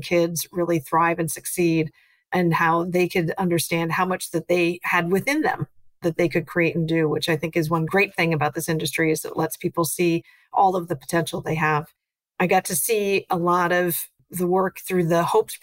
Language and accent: English; North Dakota, United States; moved away as an adult; now in Washington, D.C., United States; I grew up in North Dakota on a farm